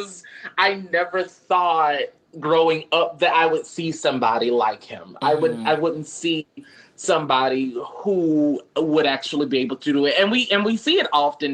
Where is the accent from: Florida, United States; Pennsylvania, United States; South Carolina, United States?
Florida, United States; Miami; I'm from Liberty City